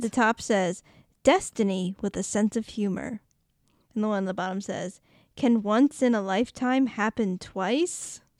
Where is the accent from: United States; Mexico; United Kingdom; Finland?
United States; Boston, Massachusetts; accent: Boston